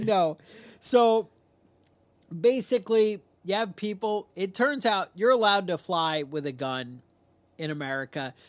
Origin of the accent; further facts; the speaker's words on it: New York, United States; I'm from New York